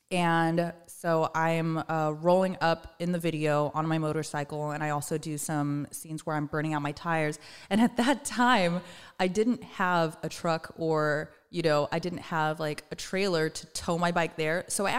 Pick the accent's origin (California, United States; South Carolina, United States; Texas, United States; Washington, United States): California, United States; Moreno Valley; I'm from Moreno Valley.